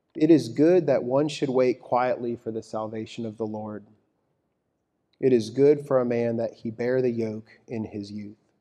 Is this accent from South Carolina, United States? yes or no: no; Texas, United States; My wife and I grew up in Texas